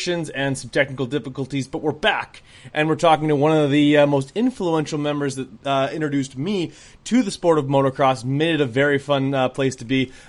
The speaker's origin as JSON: {"language": "English", "country": "Canada", "said": "as Canadian as I am"}